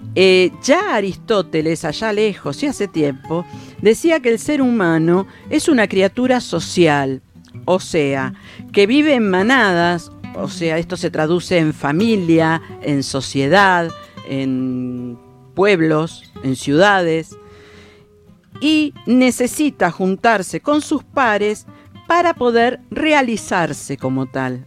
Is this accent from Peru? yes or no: no; Argentina